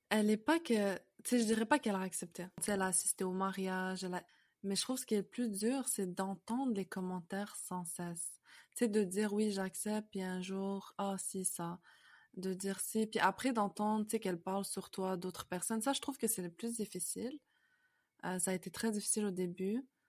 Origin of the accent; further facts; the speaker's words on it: Canada; also born or lived in France; je suis née en France, mais on a on a emménagé au Canada, on a déménagé au Canada. J'avais environ 5 ans, donc euh, j'ai quasiment fait ma vie ici en fait au Canada